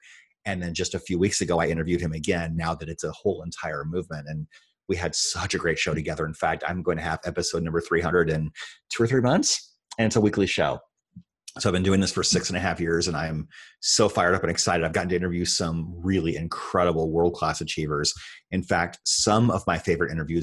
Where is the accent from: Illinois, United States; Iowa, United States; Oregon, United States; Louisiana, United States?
Iowa, United States; in the state that I grew up in Iowa